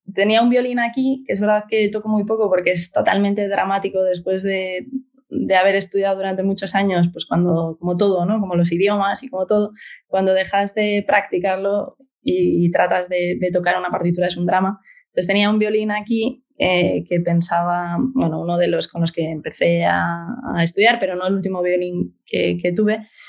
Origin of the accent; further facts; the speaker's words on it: Oviedo, Asturias, Spain; moved away as an adult; Yo nací en Oviedo y estuve en Oviedo hasta los 20 y algo